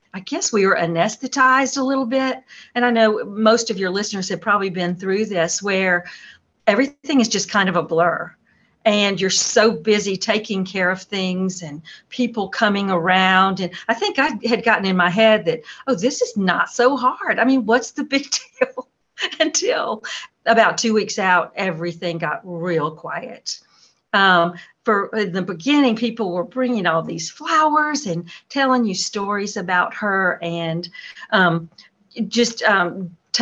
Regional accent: Atlanta, Georgia, United States; moved away as an adult; also born or lived in Boston / Belton, South Carolina; now in North Carolina, United States; I grew up in Atlanta

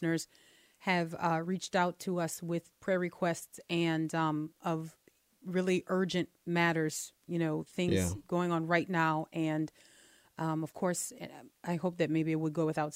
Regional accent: Texas, United States; I'm from Texas.

